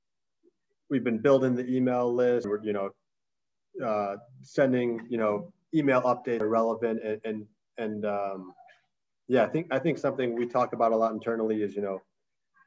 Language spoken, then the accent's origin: English; Chicago, Illinois, United States; also born or lived in New York; I'm from Chicago, from the suburbs. My whole family's here